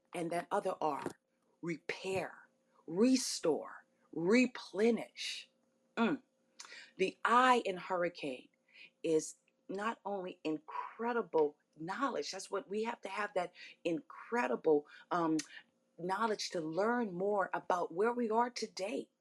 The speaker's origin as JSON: {"language": "English", "town": "New Orleans", "region": "Louisiana", "country": "United States", "tie": "born or raised there", "said": "so I'm so in love with my city, so in love with my hometown"}